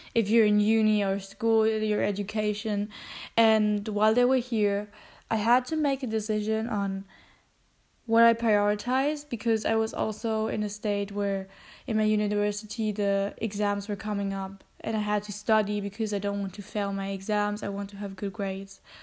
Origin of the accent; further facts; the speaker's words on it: Germany; English is a second language; I'm half German and I'm half Filipino, which means that I have a uh, family also in the Philippines